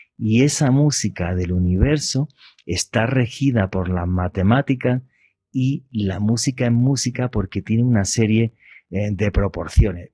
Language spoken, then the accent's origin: Spanish; Andalusia, Spain; now in Colombia; de la región que yo soy del sur de España